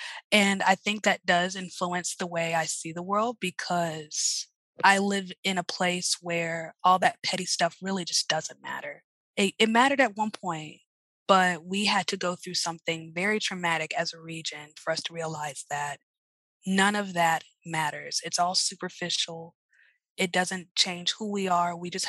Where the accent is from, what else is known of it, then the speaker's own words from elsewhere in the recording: Charlotte, North Carolina, United States; also born or lived in Columbia; now in New Orleans, United States; Yeah, I was born in Columbia, raised in Charlotte. So Charlotte's home.